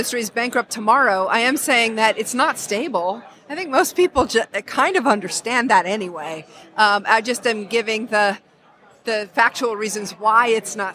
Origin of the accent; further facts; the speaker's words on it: Wyoming, United States; moved away as an adult; also born or lived in New York area; I grew up in Wyoming. I spent half my life in Wyoming and half my life in the New York area.